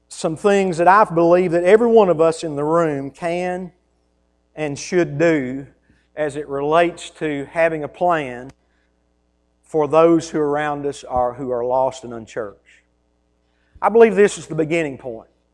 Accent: United States; I grew up in Taylor County. I grew up on a farm.

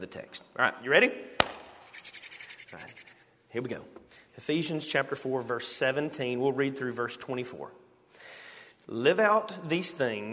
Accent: United States; we're from America

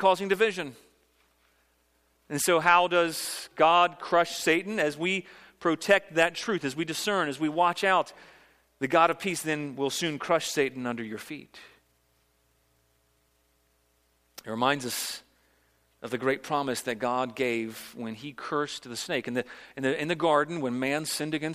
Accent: Virginia, United States; now in South Carolina, United States; I grew up in Virginia. It's my home state, although I've now adopted South Carolina as my home state

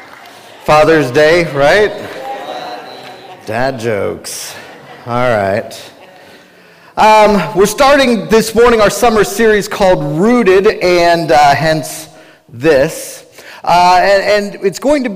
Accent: Cincinnati, Ohio, United States; I was born and raised in Cincinnati, Ohio

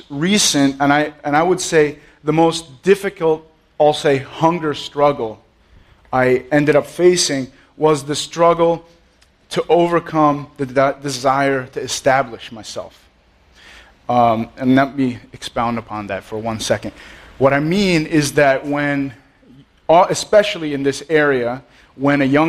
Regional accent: Allendale, New Jersey, United States; I grew up in Allendale, which is like a few miles down the road. I'm a Jersey boy

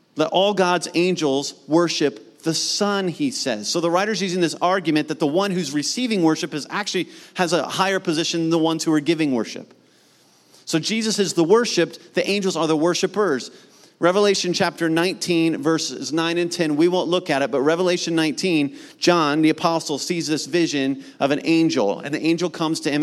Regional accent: Mount Vernon, Ohio, United States; my hometown of Mount Vernon, Ohio, which is north of Columbus

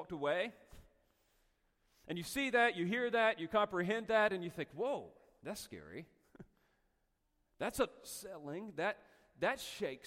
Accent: North Carolina, United States; moved away; also born or lived in Castaic, California; I'm from North Carolina

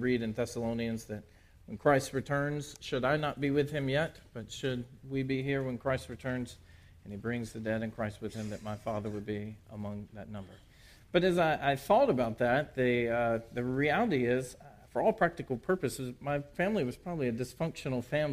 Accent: Port Arthur, Texas, United States; moved away; also born or lived in Louisiana; I was born in Port Arthur, Texas

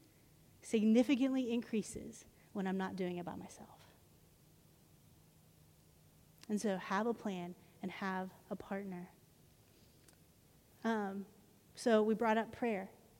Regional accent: Arlington, United States; When I grew up in Arlington

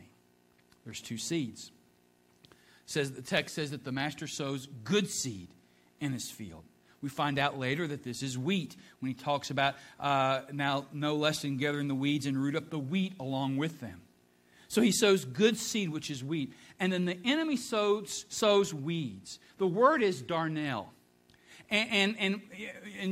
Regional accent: Ohio, United States; moved away; being from Ohio and a Buckeye

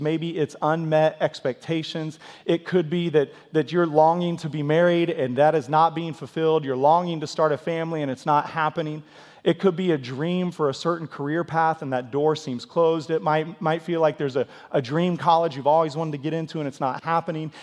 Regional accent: Kansas, United States; also born or lived in Missouri; now in Tulsa, United States; I was born in Missouri and raised in Kansas

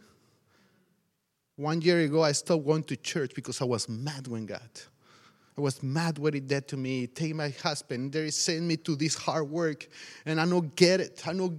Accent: Mexico; moved away; I'm from Mexico

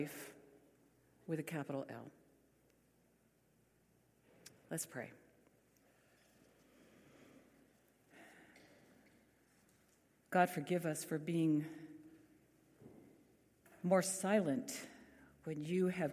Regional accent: California, United States; we are the ones from California

